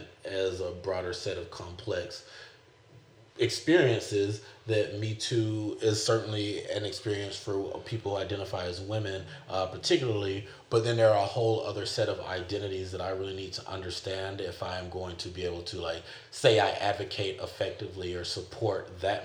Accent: the South, United States; now in California, United States; my context growing up in the South.

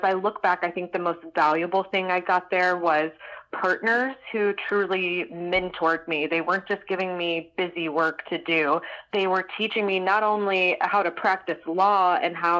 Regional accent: Atlanta, Georgia, United States; also born or lived in Gainesville, Florida; I grew up right outside of Atlanta.

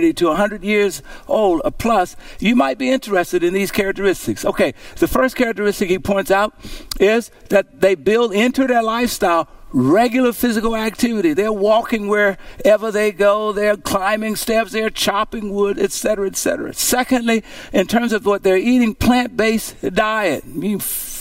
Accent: Louisiana, United States; growing up in Cushell, Louisiana

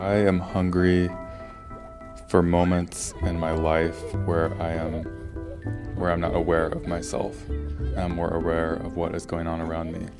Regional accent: Richmond, Virginia, United States; I'm from Richmond

